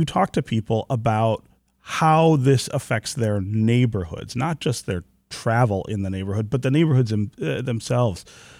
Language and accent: English; Detroit, Michigan, United States; my grandparents lived in Russell Woods when I was a kid, and I was born on Tuxedo near Livernois.